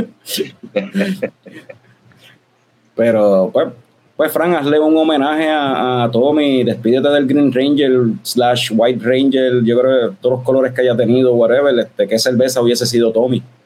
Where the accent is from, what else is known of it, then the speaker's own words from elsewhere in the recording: Puerto Rico; El resto de Latinoamérica nos vacilan a los, a boricuas por decir, por cambiar las R por la L